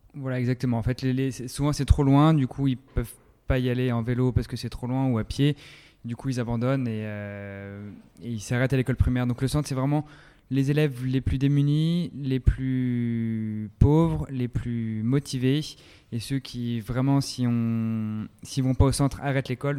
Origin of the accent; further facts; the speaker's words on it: France; chez nous en France